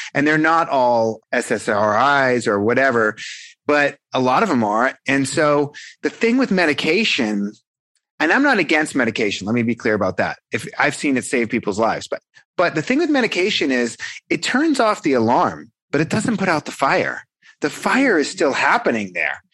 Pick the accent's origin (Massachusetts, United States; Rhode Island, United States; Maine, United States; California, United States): Massachusetts, United States; Boston; I'm a guy from South Boston, you know, the South Shore of Boston, Massachusetts